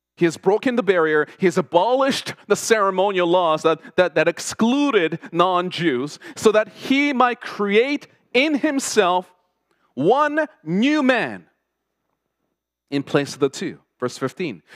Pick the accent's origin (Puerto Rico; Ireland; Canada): Canada; Toronto, Ontario; first language Korean; English is a second language; also born or lived in South Korea; growing up in Toronto in the 80s and 90s as an immigrant from South Korea, who could not speak a word of English